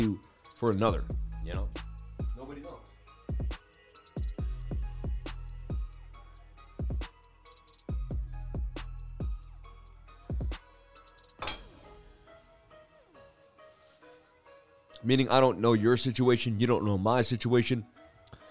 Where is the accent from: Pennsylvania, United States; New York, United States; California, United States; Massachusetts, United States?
Massachusetts, United States; I'm from Massachusetts